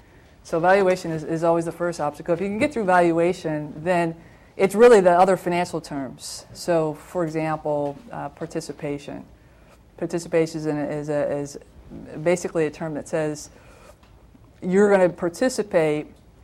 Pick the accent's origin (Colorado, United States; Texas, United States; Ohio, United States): Ohio, United States; Toledo; I worked back in my hometown. I'm a Toledoan from Ohio, and wanted to go back home to be with family.